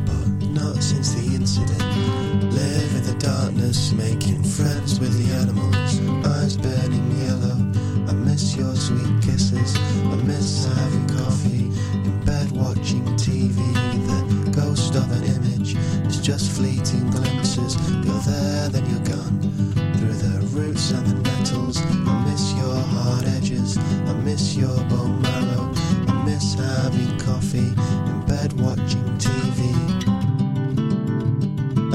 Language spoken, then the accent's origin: English; Guisborough, North East England, United Kingdom; now in Isle of Man; When I was growing up in Gisborough in the northeast of England